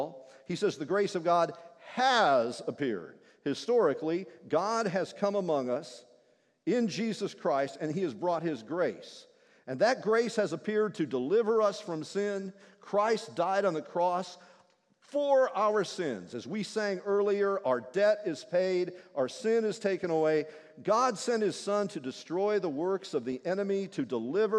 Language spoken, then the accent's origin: English; Kentucky, United States; I'm from Kentucky